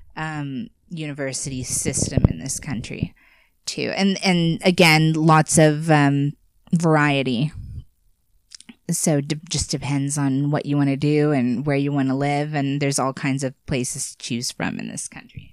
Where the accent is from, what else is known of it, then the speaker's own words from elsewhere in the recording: United States; living in America